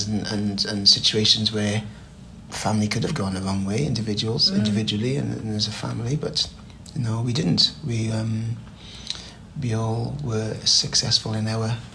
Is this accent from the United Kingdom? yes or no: yes; Newport, Wales, United Kingdom; now in Torfaen, United Kingdom; I was raised in Newport, you know, youngest of five